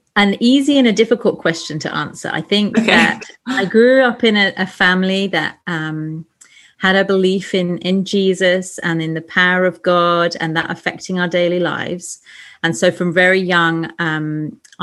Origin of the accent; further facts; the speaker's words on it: England, United Kingdom; moved away as an adult; also born or lived in Sheffield; now in Lima, Peru; I'm a Brit, so I grew up in England